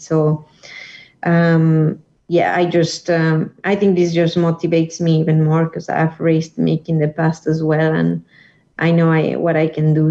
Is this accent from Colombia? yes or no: yes; Colombia; my hometown in Colombia